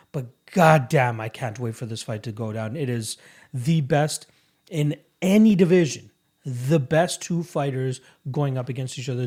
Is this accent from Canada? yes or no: yes; Canada; as a Canadian